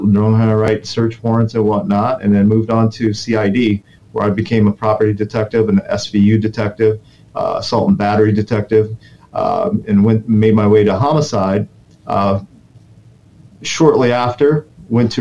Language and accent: English; Detroit, Michigan, United States; moved away as an adult; also born or lived in Incheon, South Korea / Florida; now in Orlando, United States; my family immigrated to Detroit, Michigan. And we wanted to get the American dream. And, you know, that's what happened. So we moved to Michigan, Detroit, Michigan. and I grew up there, went to my school there all the way up to high school.